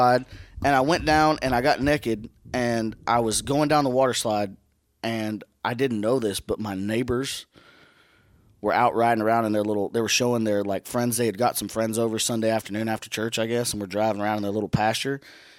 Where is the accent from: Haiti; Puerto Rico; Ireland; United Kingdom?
Ireland; It's okay. I'm Irish.